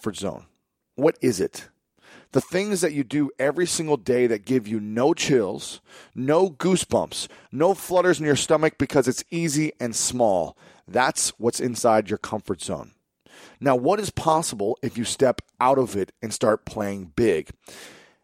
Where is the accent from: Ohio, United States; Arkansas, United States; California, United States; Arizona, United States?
Ohio, United States; Columbus; my hometown of Columbus, Ohio